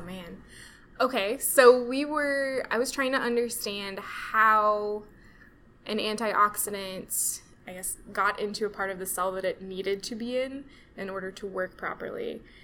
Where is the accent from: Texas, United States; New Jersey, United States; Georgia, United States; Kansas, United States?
Kansas, United States; moved away as an adult; also born or lived in Denver, Colorado; now in Kansas City, United States; I'm from Kansas.